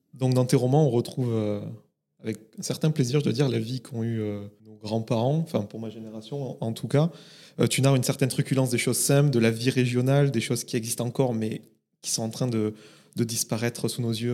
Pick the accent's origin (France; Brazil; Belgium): France; Aude, Occitania; le département de l'Aude dont je suis originaire